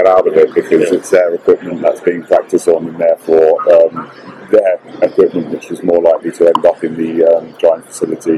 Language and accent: English; United Kingdom; coming from the UK